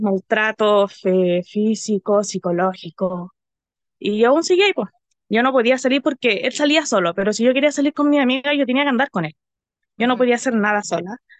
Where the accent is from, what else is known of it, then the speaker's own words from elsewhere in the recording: Rancagua, O'Higgins, Chile; also born or lived in Machalí; me fui a vivir a, a Machalí, soy de Rancagua.